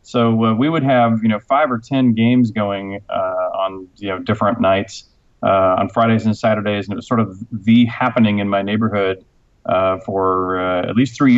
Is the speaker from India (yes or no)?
no; Houston, Texas, United States; also born or lived in Cambridge, England; I was actually born in Cambridge, England, so I am a passport-carrying Brit. You know, I grew up in Houston, Texas, so obviously I don't have a British accent.